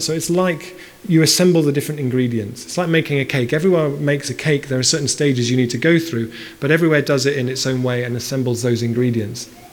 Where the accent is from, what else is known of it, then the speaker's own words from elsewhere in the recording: Bristol, South West England, United Kingdom; I grew up in Bristol. Bristol's my hometown.